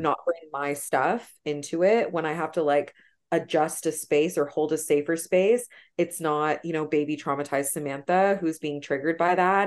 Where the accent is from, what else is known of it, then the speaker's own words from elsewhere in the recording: Toronto, Ontario, Canada; where I grew up in Scarborough